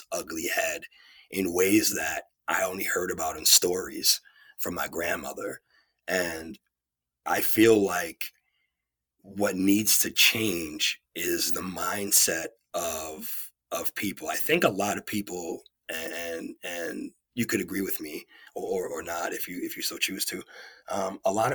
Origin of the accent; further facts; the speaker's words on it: New York City, New York, United States; moved away as an adult; also born or lived in Beverly, Massachusetts; I'm from New York City, originally from Queens, and I'm living in Massachusetts after college.